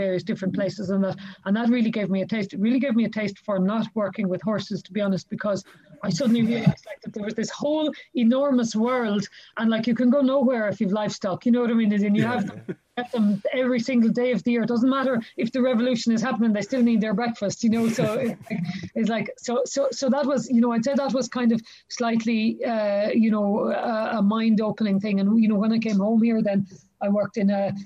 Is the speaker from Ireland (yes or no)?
yes; Galway, Connacht, Ireland; now in Clare, Ireland; I'm from Galway. I'm from Galway City